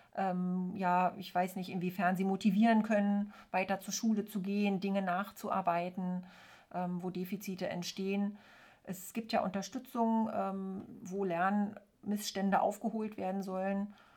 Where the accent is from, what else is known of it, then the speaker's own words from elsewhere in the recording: East Germany, Germany; ich bin ja in der DDR aufgewachsen